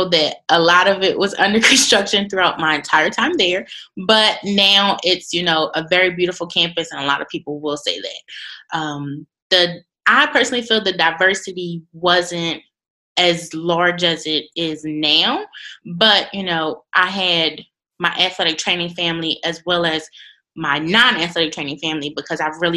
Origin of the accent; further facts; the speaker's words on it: Philadelphia, Pennsylvania, United States; I'm born and raised from Philadelphia. In Pennsylvania